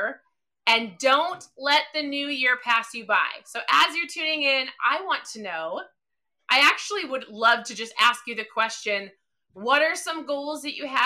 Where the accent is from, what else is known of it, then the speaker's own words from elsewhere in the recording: Minnesota, United States; I'm from Minnesota